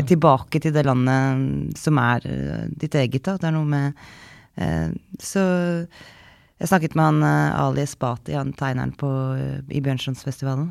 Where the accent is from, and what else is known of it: Norway; moved away